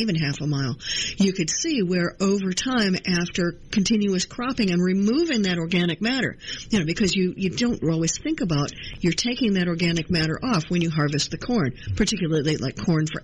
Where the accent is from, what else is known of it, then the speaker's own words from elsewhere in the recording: Illinois, United States; moved away; I grew up in the Midwest